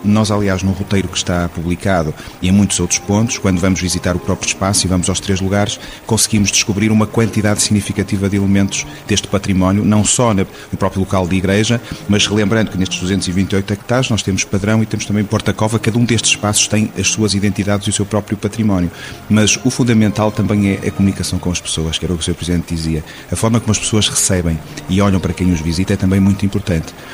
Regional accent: Porto, Norte, Portugal; moved away as an adult; now in Sistelo, Portugal; eu sou do Porto e vim viver para cá há 20 anos

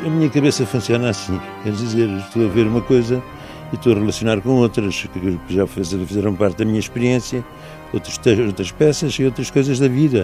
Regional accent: Portugal; nós que somos portugueses

